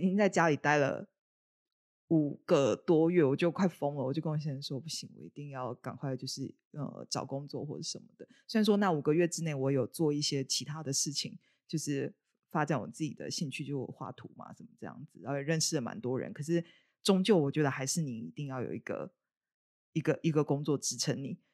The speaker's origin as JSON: {"language": "Chinese", "country": "Taiwan", "said": "我是台湾人嘛"}